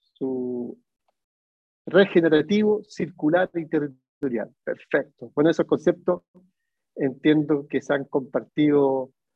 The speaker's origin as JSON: {"language": "Spanish", "country": "Chile", "moved": "as an adult", "lives_now": "Barcelona, Spain", "said": "soy de Chile, pero vivo hace tres años en Barcelona."}